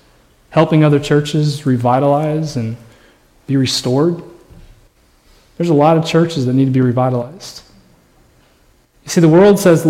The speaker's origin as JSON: {"language": "English", "region": "Indiana", "country": "United States", "also_born_or_lived": "Colorado", "moved": "as an adult", "lives_now": "Texas, United States", "said": "I never wanted to leave Indiana. That was where I was from."}